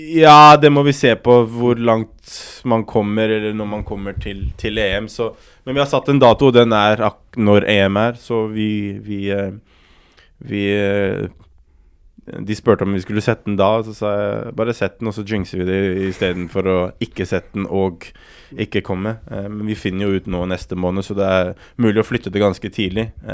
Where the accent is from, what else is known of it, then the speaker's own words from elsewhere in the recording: Oslo, Norway; jeg er oppvokst på Romsås